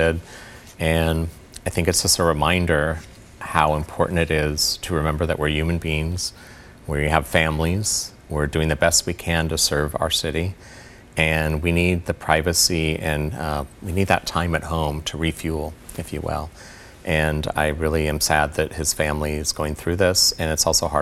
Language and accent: English; Portland, Oregon, United States; my hometown